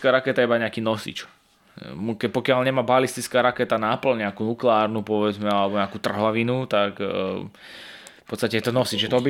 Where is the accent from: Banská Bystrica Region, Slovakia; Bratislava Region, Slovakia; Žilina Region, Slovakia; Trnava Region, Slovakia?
Žilina Region, Slovakia; Martin; keďže sme z Martina